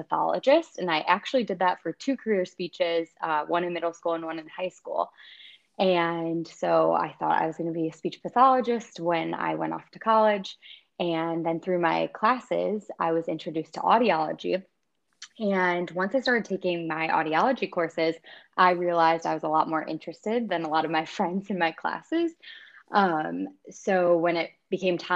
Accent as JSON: {"language": "English", "town": "Naperville", "region": "Illinois", "country": "United States", "tie": "born or raised there", "also_born_or_lived": "Iowa", "said": "I grew up in Naperville, Illinois, went to Neuqua Valley"}